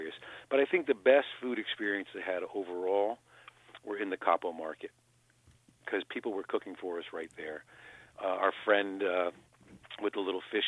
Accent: New Haven, Connecticut, United States; I'm from New Haven, Connecticut, which is the pizza mecca of America

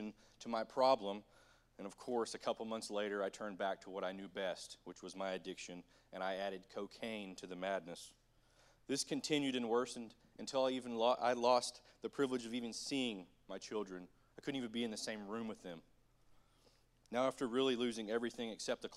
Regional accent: Bartlesville, Oklahoma, United States; I grew up in Bartlesville, Oklahoma, just a couple miles down the way here

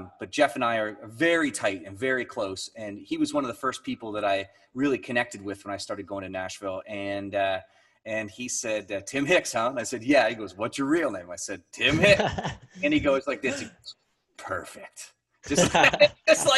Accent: Niagara Falls, Ontario, Canada; now in St. Catharines, Canada; I grew up in Niagara Falls. I live in St. Catharines.

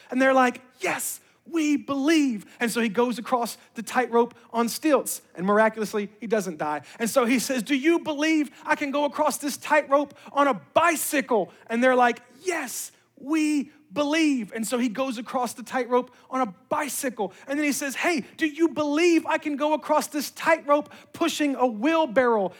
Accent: Memphis, Tennessee, United States; moved away; I was born and raised in Memphis, Tennessee

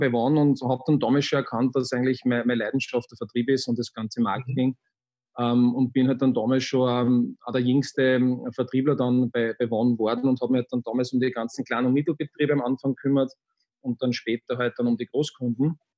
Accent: Linz, Upper Austria, Austria; ich bin am Stadtrand von Linz aufgewachsen. Ähm, das war recht, recht lässig, weil da sehr viel Grünes war.

